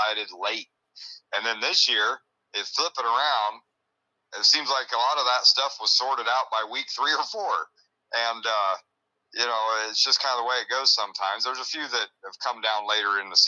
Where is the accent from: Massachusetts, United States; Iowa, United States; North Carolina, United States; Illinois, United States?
Illinois, United States; growing up in Illinois